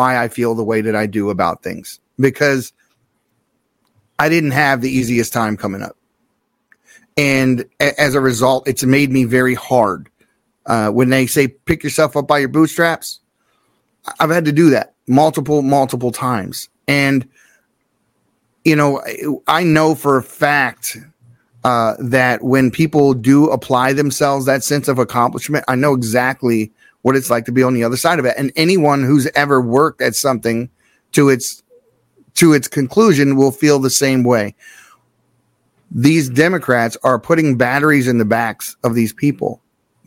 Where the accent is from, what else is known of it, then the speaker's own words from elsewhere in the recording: Baltimore, Maryland, United States; I grew up in Baltimore City. I grew up right next door to the project